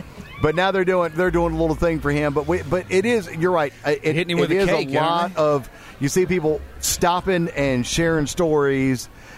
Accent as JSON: {"language": "English", "town": "Hartsville", "region": "South Carolina", "country": "United States", "tie": "born or raised there", "said": "I was born in Byerly Hospital."}